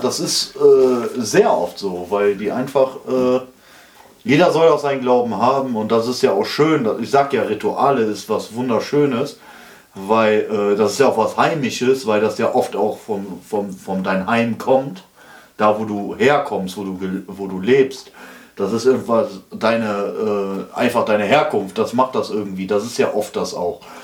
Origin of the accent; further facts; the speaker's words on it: Schmallenberg, North Rhine-Westphalia, Germany; das war meine Heimat